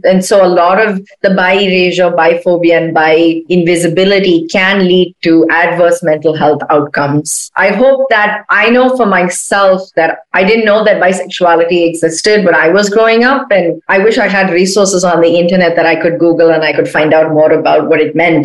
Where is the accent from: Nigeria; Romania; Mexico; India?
India; Chennai, Tamil Nadu; moved away as an adult; now in United States; I'm from India, like like I'm from Chennai.